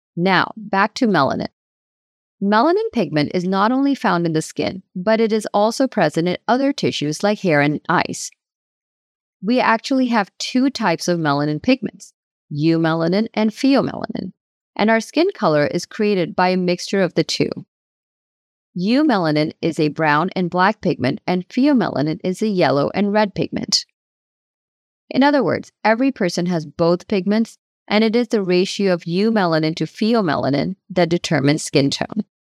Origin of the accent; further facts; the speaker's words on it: United States; I moved to the United States as a teenager in the early nineteen nineties